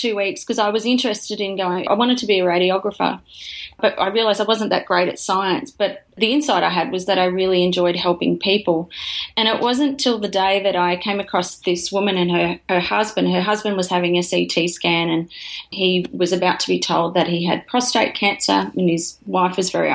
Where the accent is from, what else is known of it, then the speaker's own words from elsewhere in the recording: Lismore, New South Wales, Australia; I grew up in Lismore in northern New South Wales.